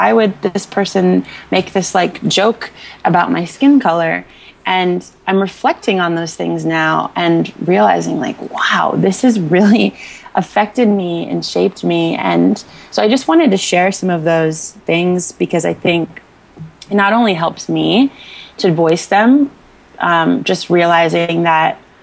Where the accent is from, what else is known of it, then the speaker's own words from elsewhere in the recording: Northern Virginia, United States; I grew up in Northern Virginia